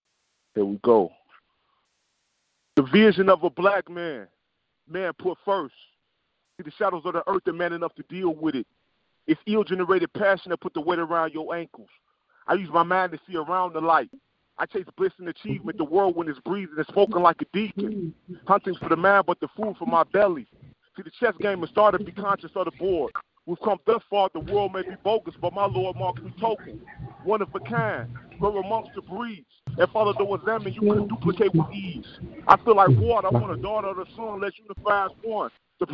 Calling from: Chicago, Illinois, United States; I'm calling from the South Side of Chicago, man.

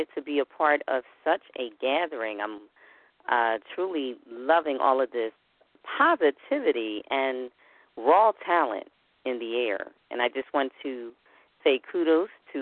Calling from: Philadelphia, Pennsylvania, United States; I'm calling from the city of brotherly love, otherwise known as Philadelphia.

